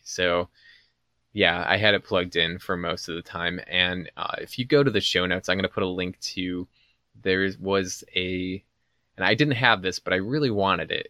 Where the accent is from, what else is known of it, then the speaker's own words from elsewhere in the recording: Chicago, Illinois, United States; growing up around Chicago and in the nineties